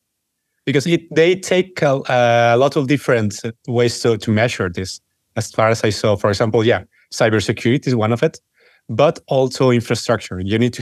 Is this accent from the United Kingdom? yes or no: no; Mexico; moved away; I'm originally from Mexico